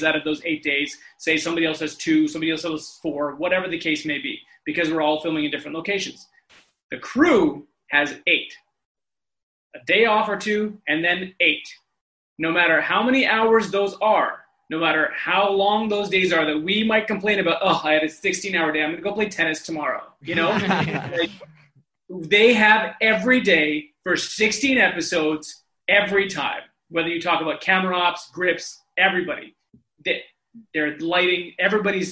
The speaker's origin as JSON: {"language": "English", "town": "Vancouver", "region": "British Columbia", "country": "Canada", "said": "we're all from Vancouver"}